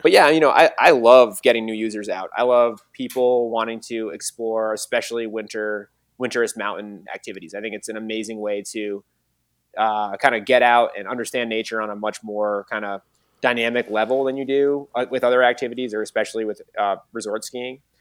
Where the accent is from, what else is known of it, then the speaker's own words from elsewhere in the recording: Mad River Valley, Vermont, United States; I grew up in the Mad River Valley